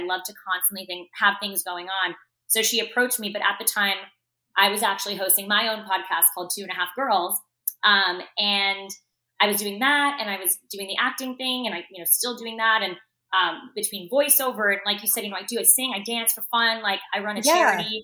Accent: Parkland, Florida, United States; I grew up in Parkland, Florida.

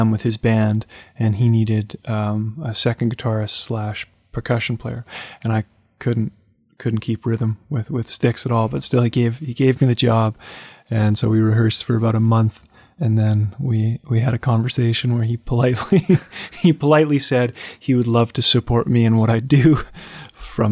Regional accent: Winnipeg, Manitoba, Canada; also born or lived in Portland, Oregon / Nashville / New York; So I grew up in Winnipeg. I was born in Winnipeg.

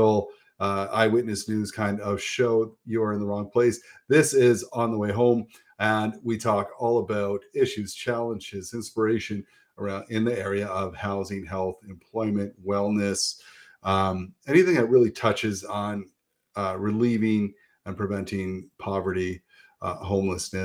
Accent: St. Catharines, Ontario, Canada; I grew up in St. Catharines

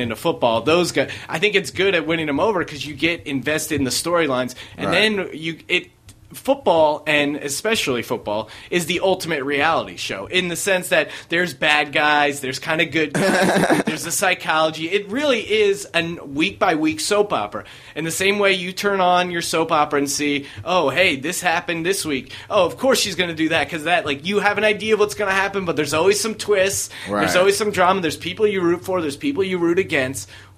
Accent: New Orleans, Louisiana, United States; Like, New Orleans Saints are going to win the Super Bowl. I'm from New Orleans, but I know it's going to happen.

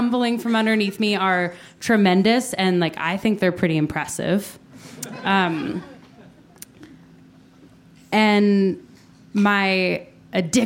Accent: Tulsa, Oklahoma, United States; I grew up in Oklahoma, so it's Tornado Alley, like Tulsa, Oklahoma, Tornado Alley.

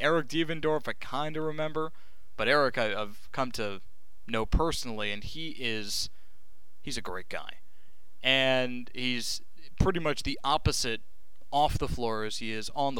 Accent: New Jersey, United States; I grew up in Jersey and I picked wrong, which means I'm a Mets fan, I'm a Nets fan, I'm a Jets fan, and again, lifelong Syracuse fan.

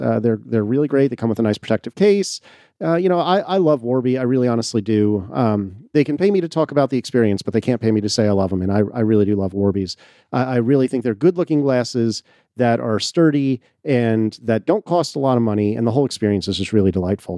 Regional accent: United States; as an American

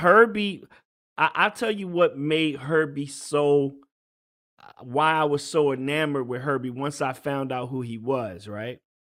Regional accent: Virginia, United States; I grew up in Virginia

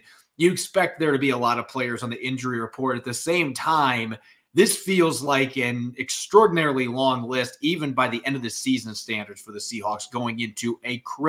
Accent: Indiana, United States; my home state of Indiana

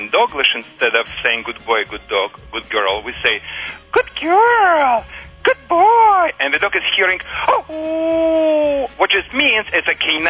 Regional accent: Russia; English is a second language; moved away as an adult; now in Michigan, United States; I immigrated in the United States 10 years ago, and prior to that, I was working for Russian Red Army. I trained the dogs as patrol dogs on the Russia-China border.

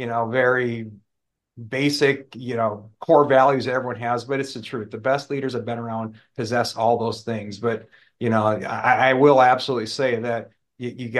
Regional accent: New Glarus, Wisconsin, United States; now in Houston, United States; my hometown is New Glarus. If you've heard of Spotted Cow beer in Wisconsin, that's my hometown

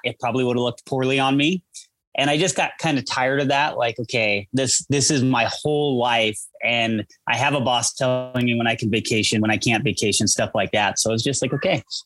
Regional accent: Eugene, Oregon, United States; moved away as an adult; now in Colorado, United States; Born and raised in Eugene.

